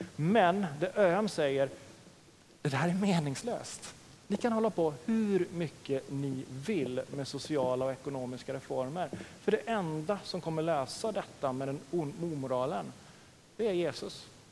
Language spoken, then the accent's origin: Swedish; Oskarshamn, Kalmar County, Sweden; also born or lived in Linköping; now in Örebro, Sweden; jag är från östkusten, som sagt, från Oskarshamns- Oskarshamn